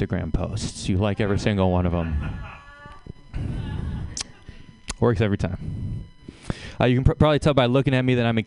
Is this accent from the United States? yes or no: yes; Seattle, Washington, United States; I'm from Seattle